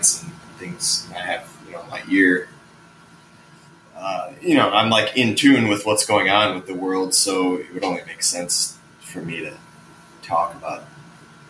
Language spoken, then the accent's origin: English; south suburbs of Chicago, Illinois, United States; now in Chicago, United States; I grew up like south of Chicago in the burbs